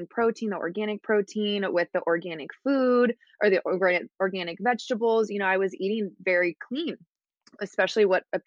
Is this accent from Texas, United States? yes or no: yes; Houston, Texas, United States; moved away as an adult; now in Laguna Beach, United States; I'm from Houston, Texas, and I currently live in Laguna Beach, California